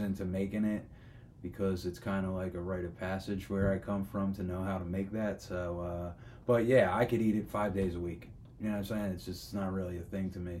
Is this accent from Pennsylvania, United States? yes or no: yes; Philadelphia, Pennsylvania, United States; being born and raised in South Philly